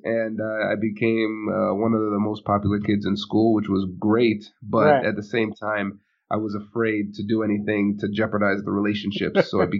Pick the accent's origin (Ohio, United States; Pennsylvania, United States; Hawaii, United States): Ohio, United States; Tiffin; also born or lived in New Jersey; And so, I was born in New Jersey. Where dad was getting his residency, finishing up his residency program. And then the first job that he got was in a small town called Tiffin, Ohio. And so that's where I grew up.